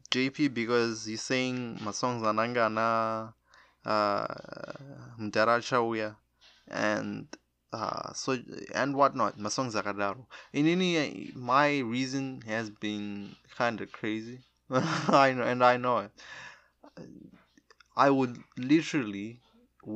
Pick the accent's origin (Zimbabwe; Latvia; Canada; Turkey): Zimbabwe; I'm a Zimbabwe. I'm from Zimbabwe